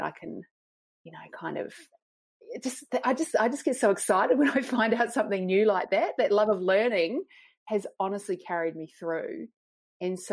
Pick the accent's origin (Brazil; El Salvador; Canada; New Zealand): New Zealand; moved away as an adult; also born or lived in Oxford, United Kingdom; now in Sydney, Australia; I'm a Kiwi, as I said, grew up in New Zealand